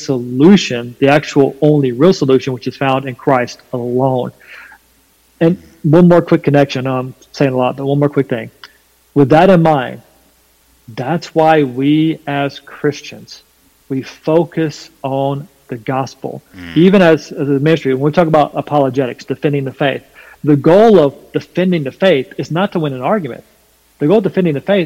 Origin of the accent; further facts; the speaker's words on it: North Carolina, United States; accent: southern twang; I'm from North Carolina, there's a bit of a southern twang in my voice